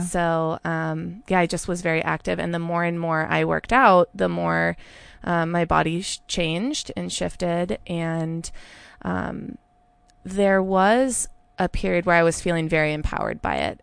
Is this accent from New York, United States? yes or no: no; Santa Rosa, California, United States; moved away as an adult; also born or lived in Alameda, California / San Francisco, California; now in Portland, United States; I was born in Alameda, but I grew up in Santa Rosa